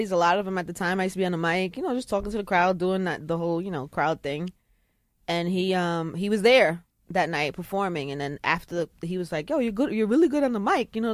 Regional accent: Brooklyn, New York, United States; I'm from Brooklyn.

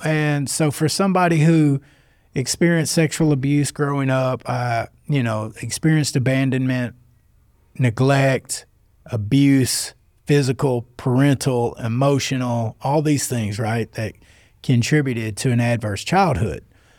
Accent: North Little Rock, Arkansas, United States; Well, it wasn't really because I was from North Little Rock. I grew up on Pike Avenue. You know what I mean? And so for 17 blocks, me and my pop were the only white people out there.

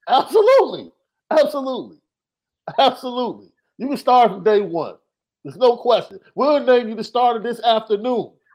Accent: Chicago, Illinois, United States; I'm from Chicago

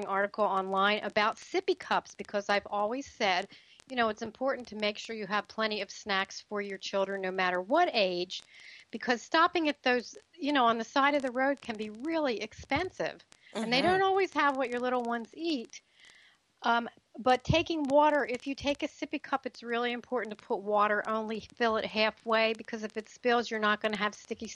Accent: the East, East Coast, United States; moved away; I grew up in the East

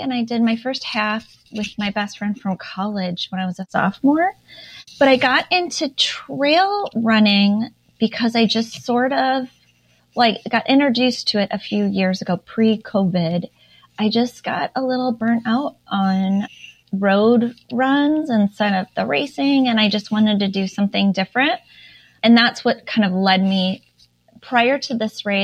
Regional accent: Minnesota, United States; now in Indiana, United States; I feel like I'm from Minnesota

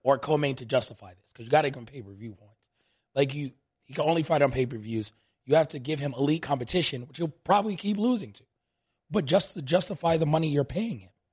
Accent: New York, United States; now in Las Vegas, United States; I grew up in New York, tons of Nigerian friends

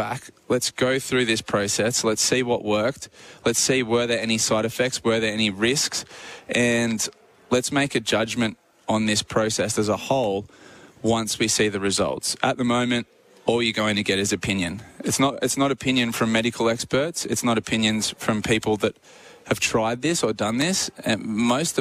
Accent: Australia; as an Australian athlete

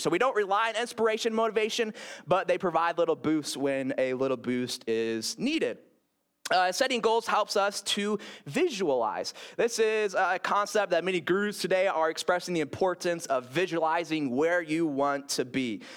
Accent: Grand Rapids, Michigan, United States; moved away; when I lived in Grand Rapids, uh, my hometown, my hometown

